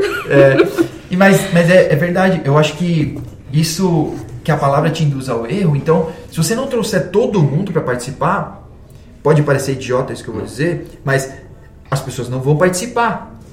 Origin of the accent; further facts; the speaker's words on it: Brazil; Nós somos brasileiros